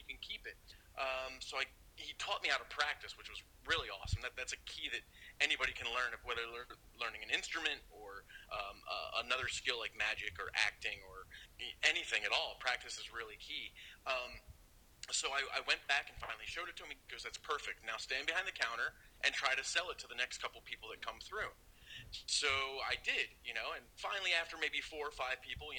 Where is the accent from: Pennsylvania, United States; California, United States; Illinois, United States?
Pennsylvania, United States; I'm from Pennsylvania